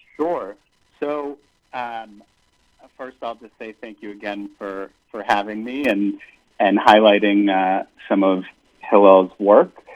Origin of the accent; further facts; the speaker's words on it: United States; as an American